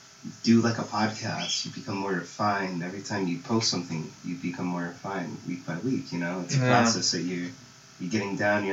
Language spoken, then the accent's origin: English; Lake Elsinore, California, United States; also born or lived in Pomona, California; I actually grew up in, like, Elsinore from, like, the age of 4 till 18. Then I came out to Pomona because college